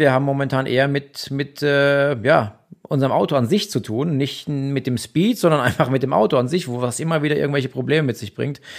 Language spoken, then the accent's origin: German; Germany; now in Austria; als Deutscher in Deutschland